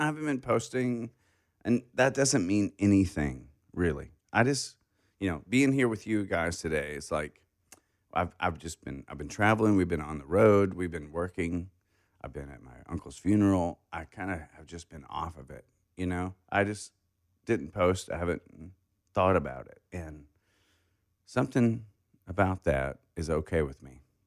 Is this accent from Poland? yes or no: no; Hardy, Arkansas, United States; I grew up in Hardy, Cherokee Village.